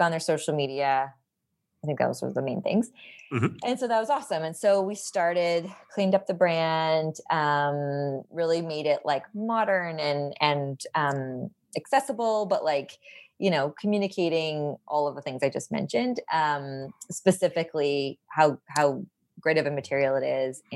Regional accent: Vancouver Island, British Columbia, Canada; I grew up on Vancouver Island and my dad was in forestry

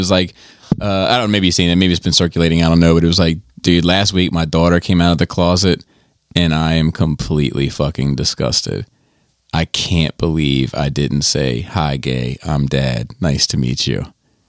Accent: New York, United States; also born or lived in Alabama; I'm originally from New York and moved down to Alabama because of the military. I lived in that area for about 9 years, loved it, and thought the people were great.

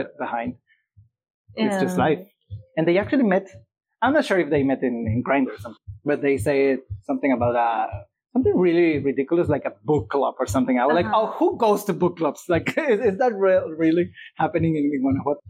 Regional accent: near Guanajuato, Mexico; English is a second language; moved away as an adult; also born or lived in Playa del Carmen, Mexico / Rio de Janeiro, Brazil; Guanajuato, which is close to my home

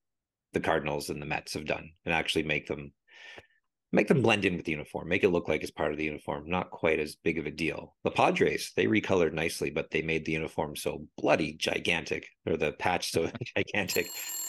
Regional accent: Canada; I was shooting balls against the wall because I'm Canadian, the hockey stick.

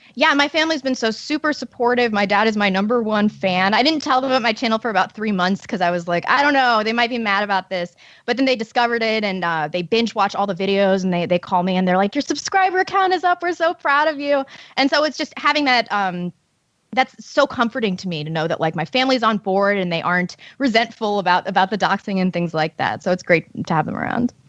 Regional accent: St. Louis, Missouri, United States; a leftist St. Louis publication, which is my hometown

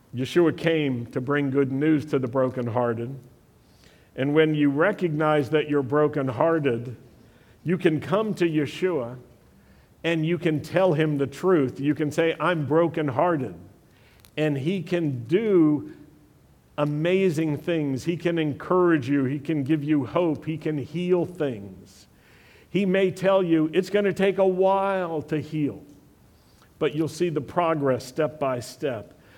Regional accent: Blue Ridge Mountains, Virginia, United States; moved away; also born or lived in Europe; I grew up in the Blue Ridge Mountains in Virginia

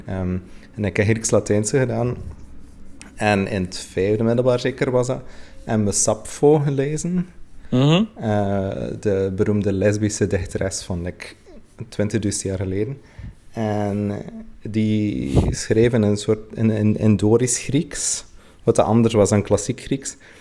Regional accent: West Flanders, Belgium; ik ben misschien uit West-Vlaanderen

